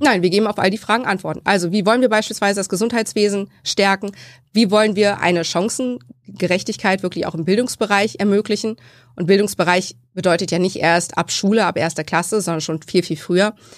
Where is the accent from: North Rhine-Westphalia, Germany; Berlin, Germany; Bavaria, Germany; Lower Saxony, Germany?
Lower Saxony, Germany; Laatzen; also born or lived in Hannover; ich komme aus Laatzen, ähm, bin dort geboren, beziehungsweise nicht geboren in Hannover, aber nur weil wir kein eigenes Krankenhaus in Laatzen haben, was Geburtstechnik vornimmt, mhm. ähm, bin immer in Laatzen aufgewachsen